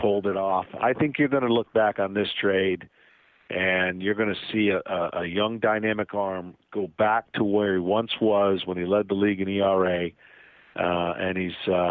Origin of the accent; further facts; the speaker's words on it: Lansing, Michigan, United States; I grew up in Lansing, Michigan